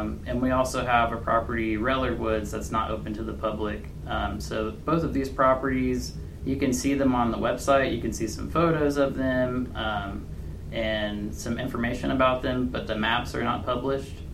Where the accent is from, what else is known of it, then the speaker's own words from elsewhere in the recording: Richmond, Indiana, United States; I'm from Richmond, Indiana.